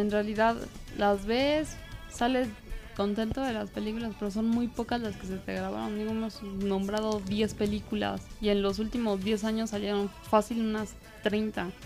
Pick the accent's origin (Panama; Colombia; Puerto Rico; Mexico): Mexico; para nosotros como mexicanos